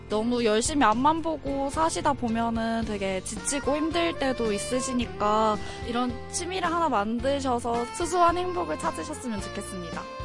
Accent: Changwon, South Gyeongsang, South Korea; 저는 창원에서 온

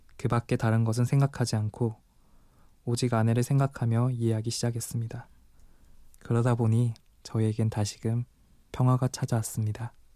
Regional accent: Daegu, South Korea; 억양을 듣고 눈치채셨겠지만 저는 대구 토박이고

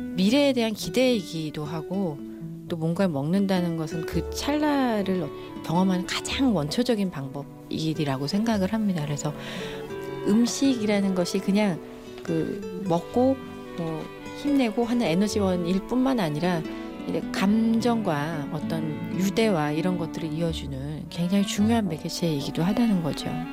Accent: Seoul, South Korea; 저희가 이제 장충동 살았거든요.

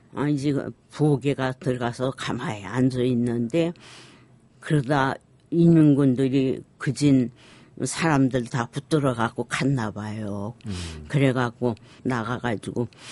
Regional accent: Sinchon, Hwanghae, North Korea; now in South Korea; 저희가 고향이 황해도예요. 그래서 저희가 피난 나올 때 신천에서

